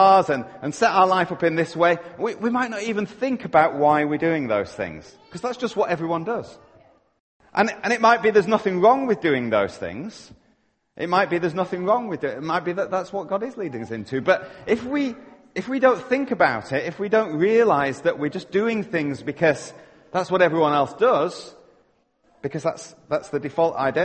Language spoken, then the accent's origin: English; Yorkshire and the Humber, United Kingdom; now in Canada; I'm living in Canada, but you know what? I'm a Yorkshireman at heart